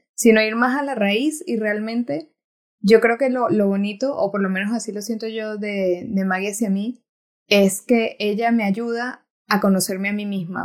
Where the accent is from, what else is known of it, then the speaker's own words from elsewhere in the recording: Timotes, Mérida, Venezuela; moved away; Soy de una, un pueblo pequeñito en Venezuela que el que me está escuchando se llama Timotes, pueden ir a buscarlo en el mapa, no pasa nada si no lo conocen. es del estado Mérida.